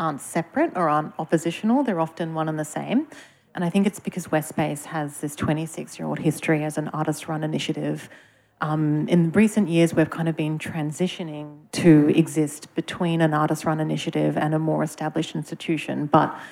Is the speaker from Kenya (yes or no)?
no; Sydney, New South Wales, Australia; now in Melbourne, Australia; a Sydney person